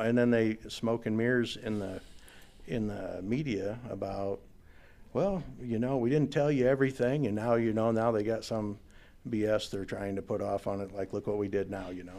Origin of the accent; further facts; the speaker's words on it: Northwest Iowa, United States; I grew up in Northwest Iowa